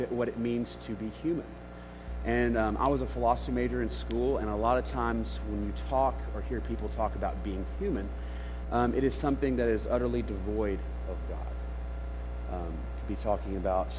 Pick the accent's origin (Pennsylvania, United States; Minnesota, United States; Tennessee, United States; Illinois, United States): Tennessee, United States; Memphis; Memphis, which is my hometown